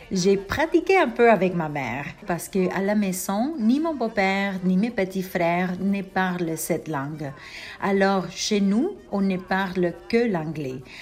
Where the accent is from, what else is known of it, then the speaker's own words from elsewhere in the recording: Panama; born there; On parle très peu de mon identité panaméenne alors je me sens très fière de représenter mon pays natal.